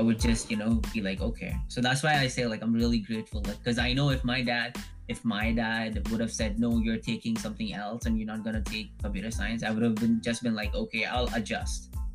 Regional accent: Dubai, United Arab Emirates; moved away as an adult; also born or lived in India; now in Canada; my home was Dubai. Um, so mm. I grew up there

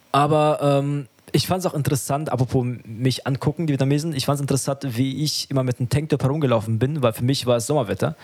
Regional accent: Germany; ich bin ja selber in Deutschland aufgewachsen und in die Schule gegangen

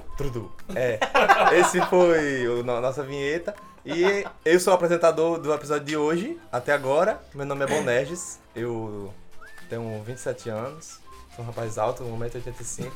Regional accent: Catolé do Rocha, Paraíba, Brazil; Eu sou formado em cinema, sou de Catolé do Rocha

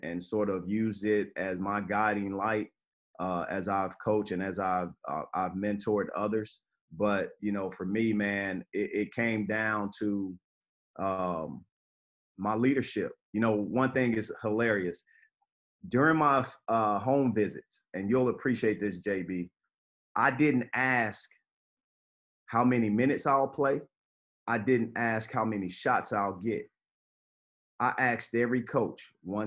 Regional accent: Chicago, Illinois, United States; I was born and raised in Chicago.

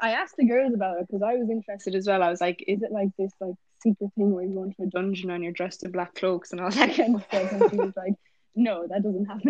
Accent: Ireland; first language English; moved away as an adult; now in United States; in Ireland, don't they speak Swedish?" And I was like, no, English is my first language

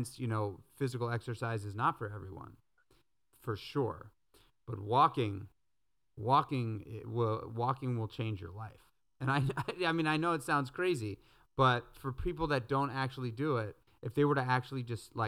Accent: New York City, New York, United States; moved away as an adult; also born or lived in Brooklyn; I grew up in New York City. I lived in New York City my whole entire life

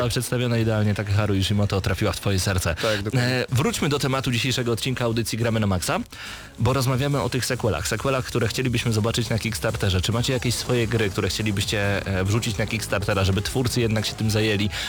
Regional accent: Podlaskie Voivodeship, Poland; now in Geneva, Switzerland; na co dzień mieszkam w Genewie, ale pochodzę z Podlasia.

